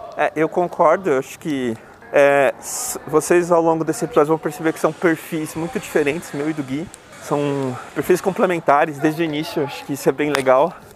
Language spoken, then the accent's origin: Portuguese; São Paulo, Brazil; also born or lived in Bahia; eu moro em São Paulo, sempre morei por aqui, eu sou baiano na verdade